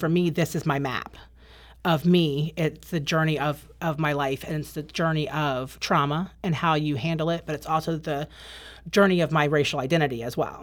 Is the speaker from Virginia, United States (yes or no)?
yes; Northern Virginia, United States; also born or lived in Maryland; I grew up in Northern Virginia. Um, I lived in Maryland between the ages of seven and nine with my dad